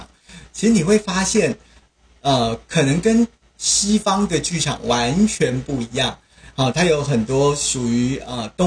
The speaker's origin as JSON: {"language": "Chinese", "region": "Taoyuan", "country": "Taiwan", "said": "其实最主要原因就是因为我是桃园人，那林团秋呢，他也都是在桃园一带活动"}